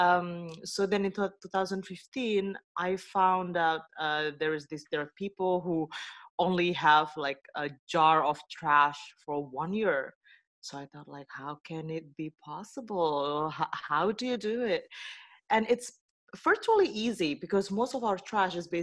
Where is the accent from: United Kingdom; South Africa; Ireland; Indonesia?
Indonesia; now in Netherlands; I come from Indonesia originally, but currently I live in the Netherlands